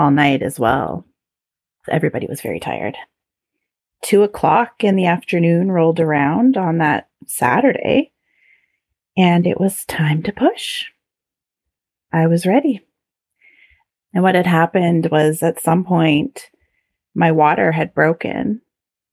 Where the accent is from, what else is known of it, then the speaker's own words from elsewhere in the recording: Canada; being very Canadian